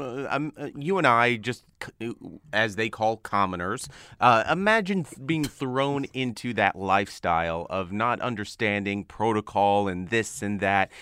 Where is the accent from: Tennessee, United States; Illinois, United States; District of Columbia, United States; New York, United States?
New York, United States; New York City; born or raised there